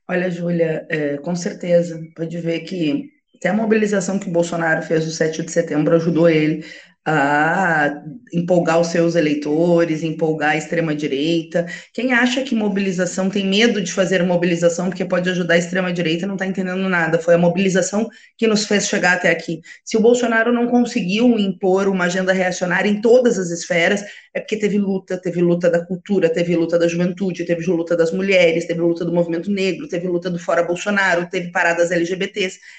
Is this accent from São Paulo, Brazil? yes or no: no; Alegrete, Rio Grande do Sul, Brazil; Na minha terra, Alegrete, que é na fronteira oeste